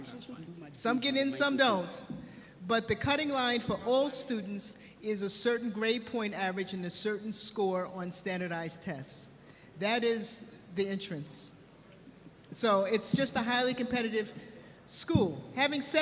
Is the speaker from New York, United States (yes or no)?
yes; New York City, New York, United States; I was born and raised in New York City